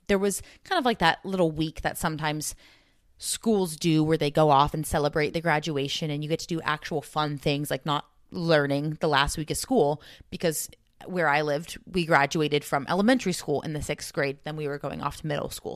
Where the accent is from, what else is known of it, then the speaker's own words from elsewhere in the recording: Southern California, United States; growing up in Southern California